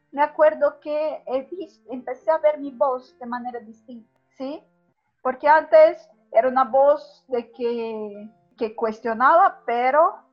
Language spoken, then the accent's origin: Spanish; Brazil; antes yo gritaba cosas como, no soy boliviano, soy brasileño, con rabia.